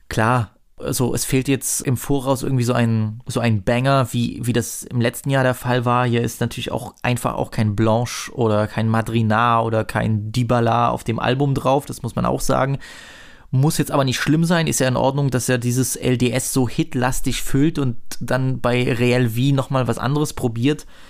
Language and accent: German; Saxony, Germany; als Sachse